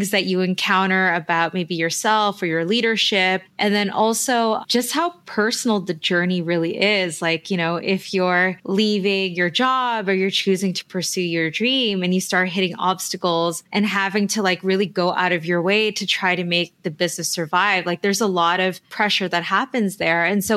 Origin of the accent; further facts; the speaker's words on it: Toronto, Ontario, Canada; also born or lived in Manila, Philippines; I grew up here in Toronto